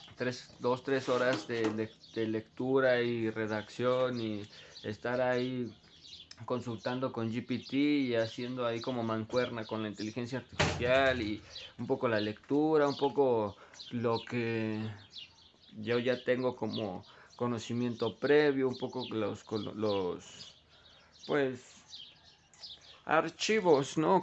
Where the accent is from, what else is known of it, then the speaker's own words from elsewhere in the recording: Mexico; also born or lived in Ecatepec, State of Mexico; como buen mexicano